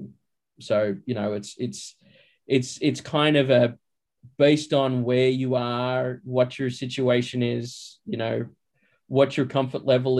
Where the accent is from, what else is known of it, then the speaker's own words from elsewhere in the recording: Australia; now in Los Angeles, United States; I'm Australian. I live here